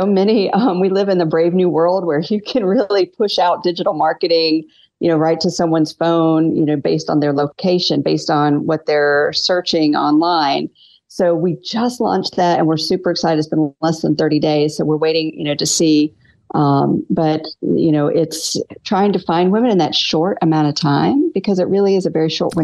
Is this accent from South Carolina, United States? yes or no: yes; North Myrtle Beach, South Carolina, United States; I was raised in South Carolina.